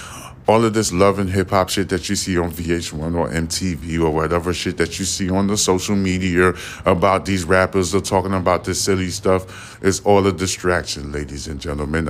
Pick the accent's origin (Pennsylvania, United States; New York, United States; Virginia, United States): New York, United States; New York City; now in Houston, United States; I stay near the boulevard, baby. I'm a boulevard baby. And plus, I'm from Brooklyn.